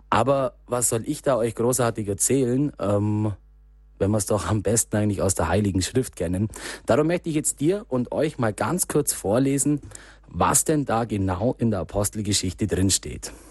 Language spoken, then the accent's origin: German; Bavaria, Germany; Bei mir daheim, also wo ich herkomme aus dem Allgäu, ist es beispielsweise echt Brauch an dem, also an Christi Himmelfahrt selber nach der Messe, wenn das Wetter schön ist, einmal komplett bei uns einen Flurumgang um den Ort zu machen